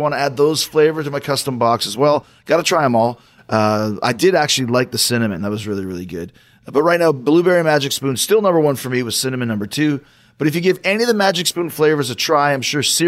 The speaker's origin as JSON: {"language": "English", "town": "Winnipeg", "region": "Manitoba", "country": "Canada", "tie": "born or raised there", "moved": "yes", "said": "my hometown"}